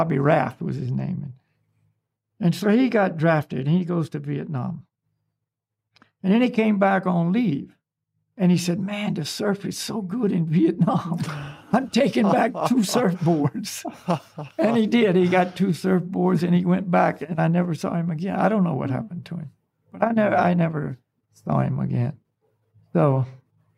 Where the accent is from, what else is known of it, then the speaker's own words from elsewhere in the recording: the South, United States; moved away; also born or lived in Hawaii; I grew up in the South